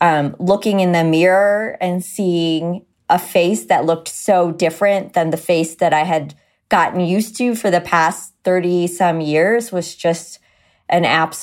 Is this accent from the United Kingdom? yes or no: no; India; Okay, so I'm Indian, which means I was born very hairy.